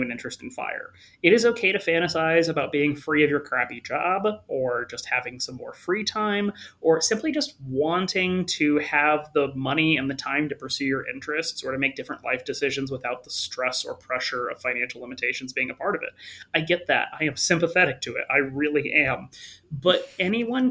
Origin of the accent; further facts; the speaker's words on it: Longmont, Colorado, United States; I'm from Longmont